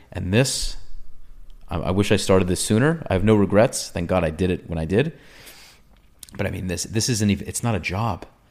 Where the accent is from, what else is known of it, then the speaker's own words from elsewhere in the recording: New York, United States; moved away; also born or lived in Israel; I'm from New York. I was in the Israeli army.